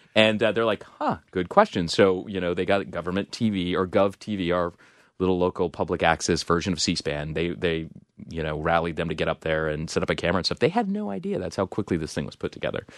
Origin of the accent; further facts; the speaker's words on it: Salt Lake City, Utah, United States; moved away; my hometown, Salt Lake City